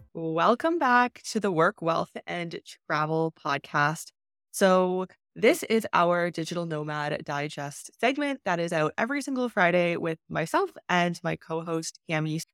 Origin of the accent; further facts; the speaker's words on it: Canada; moved away as an adult; also born or lived in China; I've been not living in my home country for six years now